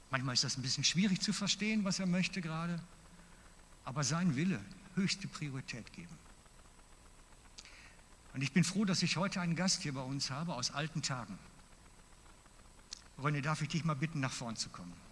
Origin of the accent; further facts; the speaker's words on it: Basel-Landschaft, Switzerland; now in Mittelland, Switzerland; weil ich bin ja aus dem Laufental dann und aus dem Baselbiet weg, ins Mittelland gezügelt